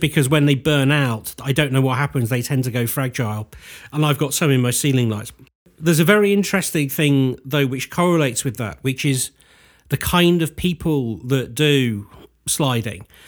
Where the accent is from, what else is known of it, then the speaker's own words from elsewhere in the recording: United Kingdom; we do as British people